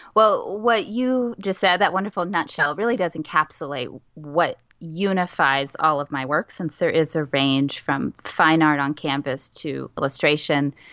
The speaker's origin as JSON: {"language": "English", "town": "San Antonio", "region": "Texas", "country": "United States", "tie": "born or raised there", "said": "I grew up in San Antonio, Texas"}